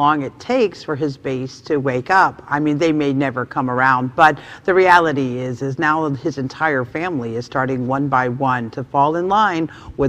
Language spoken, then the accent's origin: English; Charlotte, North Carolina, United States; I was born in Charlotte, North Carolina